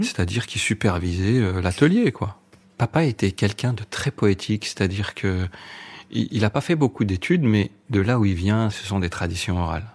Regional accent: Grenoble, Auvergne-Rhône-Alpes, France; also born or lived in Échirolles; j'ai grandi à Grenoble même et après on, en 74, on a habité dans un, une commune qui s'appelle Échirol, qui est assez connue. Et, et après, voilà, j'ai fait toute mon adolescence là-bas.

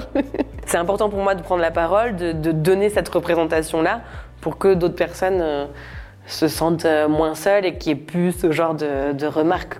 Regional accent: Normandy, France; Moi j'ai grandi en Normandie

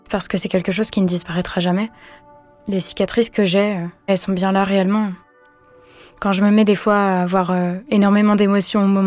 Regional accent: Vendée, Pays de la Loire, France; also born or lived in Nantes; J'ai grandi en Vendée.

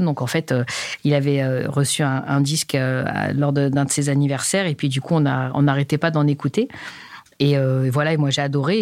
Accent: Paris, Île-de-France, France; also born or lived in Pantin; je suis née au cœur de Paris, voilà, dans les bras de, de bonnes sœurs

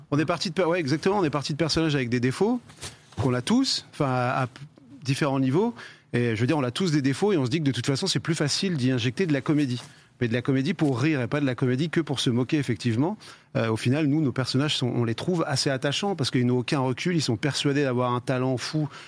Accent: Yvelines, Île-de-France, France; Nous, on vient des Yvelines et lui aussi.

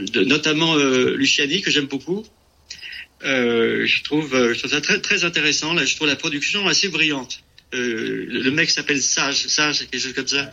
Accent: France; moved away as an adult; now in California, United States; Je suis né en France, euh, je veux dire, je suis de culture française.

